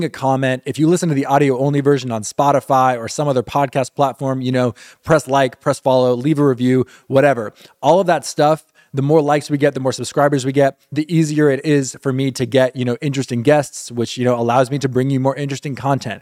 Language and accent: English; Miami, Florida, United States; moved away; I grew up in Miami